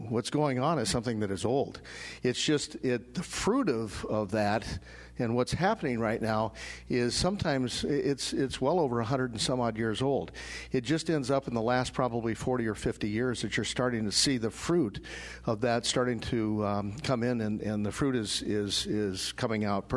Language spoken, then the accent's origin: English; Denver, Colorado, United States; moved away as an adult; also born or lived in Sioux Falls, South Dakota; I grew up in Denver. I was born and raised in Denver, and then I left Denver and went to college.